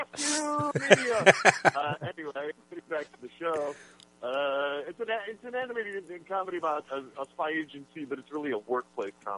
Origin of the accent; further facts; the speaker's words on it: Detroit, Michigan, United States; I'm from Detroit